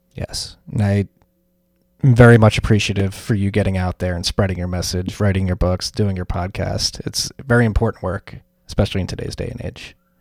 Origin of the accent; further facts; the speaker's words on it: Philadelphia, Pennsylvania, United States; as a Philadelphian